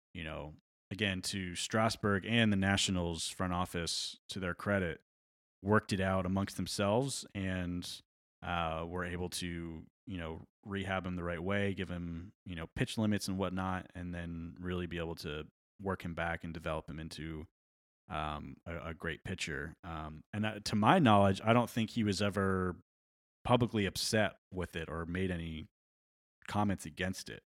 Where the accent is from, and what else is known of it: New York, United States; born or raised there